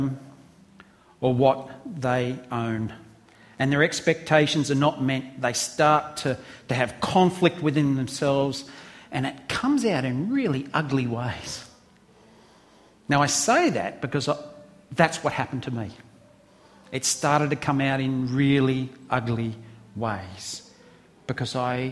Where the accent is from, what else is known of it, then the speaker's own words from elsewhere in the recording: Australia; I'm an Aussie